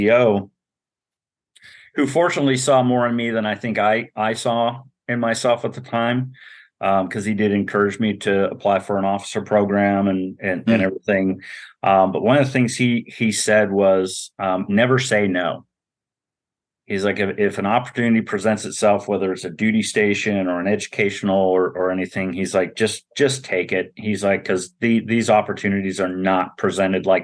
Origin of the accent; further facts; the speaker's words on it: Montana, United States; moved away as an adult; we were middle class growing up in Montana